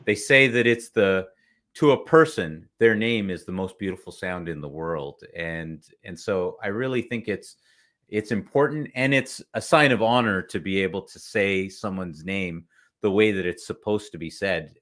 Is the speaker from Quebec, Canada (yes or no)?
no; Toronto, Ontario, Canada; moved away as an adult; also born or lived in Kuwait; I was born in Kuwait in the Middle East, and uh, same thing. My dad came in shorts and a t-shirt, and we arrived in February in Canada